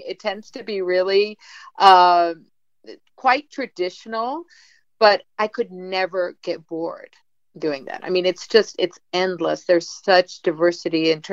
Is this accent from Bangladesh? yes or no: no; Mexico City, Mexico; first language Spanish and English; moved away as an adult; now in New York City, United States; I grew up in Mexico City